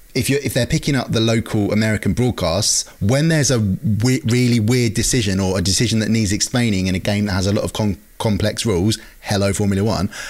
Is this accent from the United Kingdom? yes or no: yes; United Kingdom; we're British